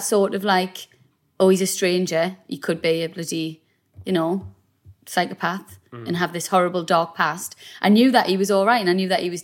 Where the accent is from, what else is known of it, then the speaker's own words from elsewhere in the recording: South Shields, North East England, United Kingdom; we're both from South Shields. We both grew up there